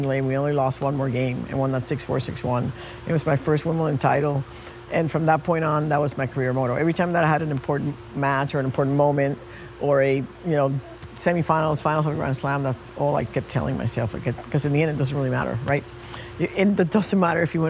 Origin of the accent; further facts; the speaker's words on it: Puerto Rico; When I was a little girl growing up in Puerto Rico in the 60s